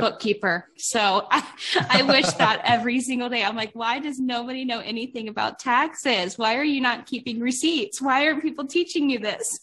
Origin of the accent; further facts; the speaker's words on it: Cleveland, Ohio, United States; moved away; back home in Cleveland